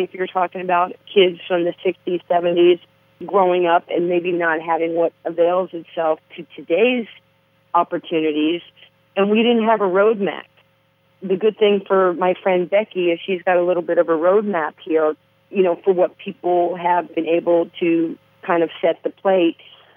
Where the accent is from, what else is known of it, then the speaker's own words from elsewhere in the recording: New York City, New York, United States; I grew up playing in Harlem